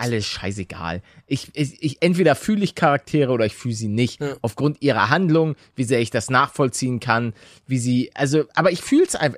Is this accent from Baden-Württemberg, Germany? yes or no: no; Hamburg, Germany; ich, bin ja auch aus Hamburg